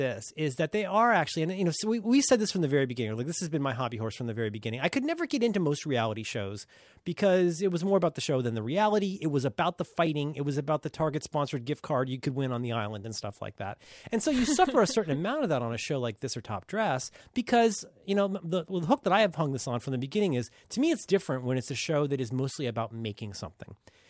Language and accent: English; Ohio, United States; I'm from Ohio. I don't know how to pronounce anything.